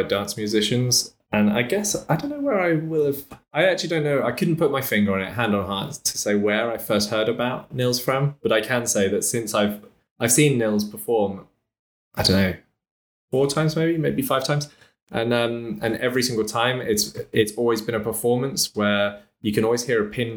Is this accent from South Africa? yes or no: no; England, United Kingdom; moved away as an adult; also born or lived in Noe Valley, San Francisco; now in San Francisco, United States; a Brit who's moved over to America and now locked down and hasn't been home to England for over a year